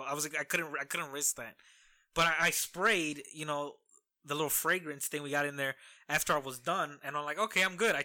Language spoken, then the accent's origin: English; Midwest, United States; as any Midwesterner, blue collar man